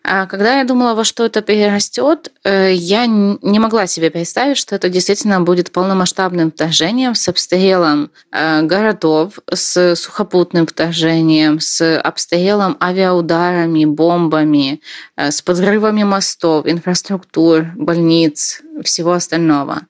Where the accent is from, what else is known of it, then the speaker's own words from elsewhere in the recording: Korsun-Shevchenkivskyi, Cherkasy Oblast, Ukraine; moved away as an adult; also born or lived in Kyiv; Я родилась в Украине и выросла там, э, а именно в маленьком городке, который называется Корсун Шевченковский